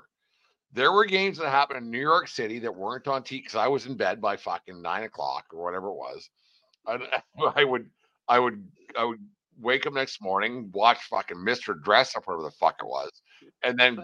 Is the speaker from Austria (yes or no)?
no; Fort Macleod, Alberta, Canada; I'm from Fort McLeod